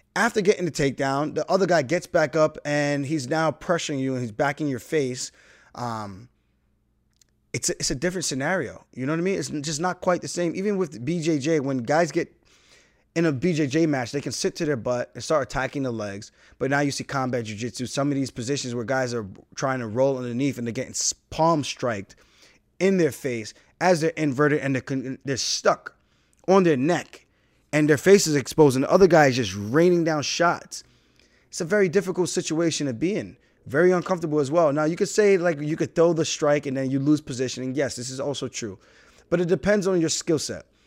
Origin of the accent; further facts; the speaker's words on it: United States; I'm American. My parents are Jamaican.